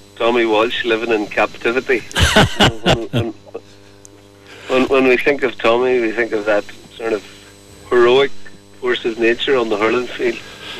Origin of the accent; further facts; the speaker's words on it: Dungiven, Northern Ireland, United Kingdom; I was born in Dungiven